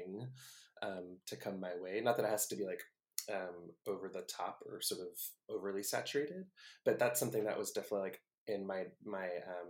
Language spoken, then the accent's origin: English; the Bay Area, California, United States; I'm from the Bay